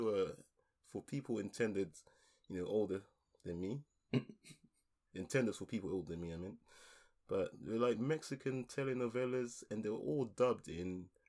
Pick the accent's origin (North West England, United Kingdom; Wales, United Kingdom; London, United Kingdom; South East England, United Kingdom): London, United Kingdom; also born or lived in Ghana; I was born in the UK. I was born in London. I was born in Southeast London, so you know I've lived in South for most of my life.